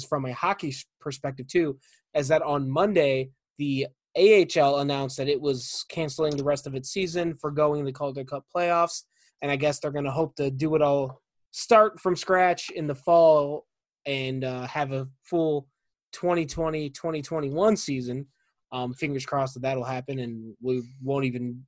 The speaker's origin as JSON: {"language": "English", "town": "Chicago", "region": "Illinois", "country": "United States", "tie": "born or raised there", "said": "growing up in the Chicago area in the 90s"}